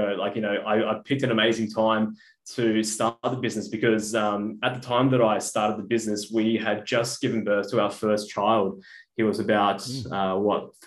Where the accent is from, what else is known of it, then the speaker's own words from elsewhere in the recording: Brisbane, Queensland, Australia; moved away as an adult; now in Melbourne, Australia; And originally I was from Brisbane. Moved to Melbourne about 3-4 years ago